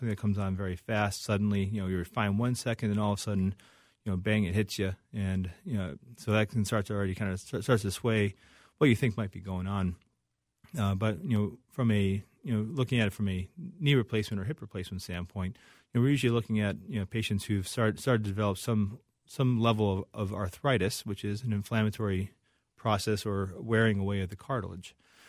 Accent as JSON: {"language": "English", "town": "Chicago", "region": "Illinois", "country": "United States", "said": "So from Chicago originally."}